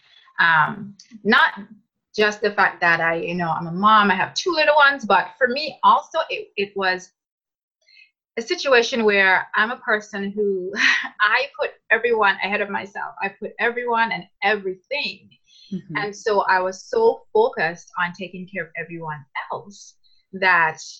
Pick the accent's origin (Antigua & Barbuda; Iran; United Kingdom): Antigua & Barbuda; now in Canada; I'm originally from Antigua, but I'm now living in Canada.